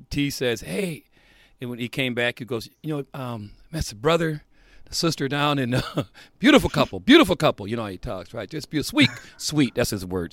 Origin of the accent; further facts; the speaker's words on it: Indiana, United States; growing up in Indiana